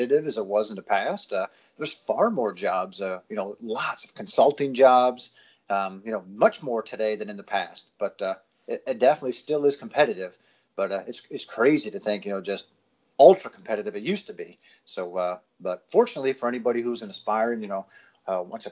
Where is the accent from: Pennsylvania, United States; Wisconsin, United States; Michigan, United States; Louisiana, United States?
Pennsylvania, United States; moved away as an adult; also born or lived in New Hampshire / Florida; Pennsylvania, which is where I'm from.